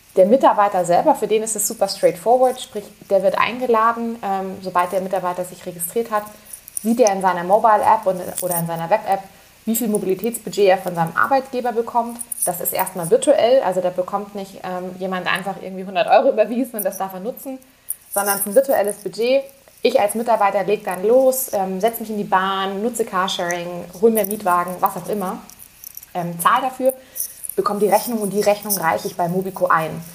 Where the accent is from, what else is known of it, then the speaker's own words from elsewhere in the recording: Munich, Bavaria, Germany; ich bin Münchnerin